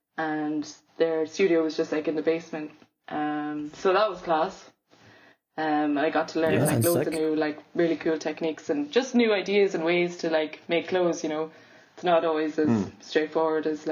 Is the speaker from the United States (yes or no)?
no; Cork, Munster, Ireland; also born or lived in Limerick / London; Grew up in Cork, then did BA in fashion, Limerick School of Art and Design